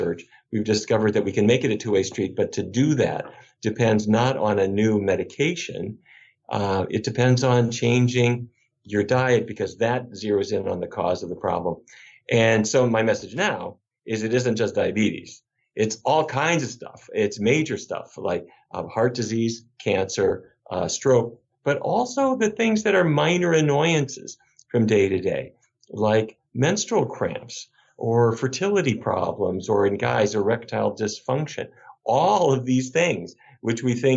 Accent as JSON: {"language": "English", "town": "Fargo", "region": "North Dakota", "country": "United States", "tie": "born or raised there", "moved": "yes", "said": "I grew up in Fargo"}